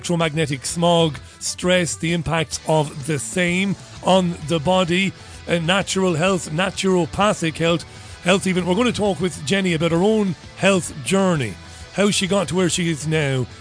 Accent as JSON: {"language": "English", "town": "Waterford", "region": "Munster", "country": "Ireland", "tie": "born or raised there", "moved": "yes", "said": "I come from Waterford. I come from a coastal city. I've lived through quite a few storms going up by the sea."}